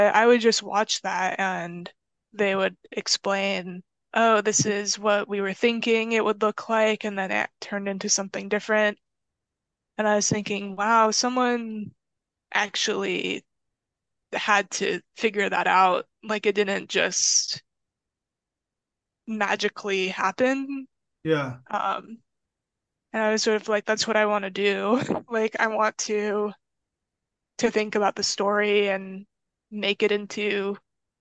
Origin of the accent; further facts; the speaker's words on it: San Diego, California, United States; I am from San Diego, but I have relatives in Los Angeles, and the drive from my house in San Diego to my relative's house